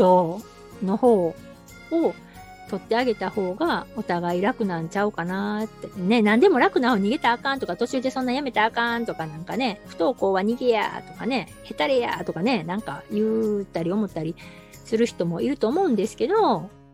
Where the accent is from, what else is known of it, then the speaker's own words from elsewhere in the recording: Osaka, Japan; 私大阪なんですけど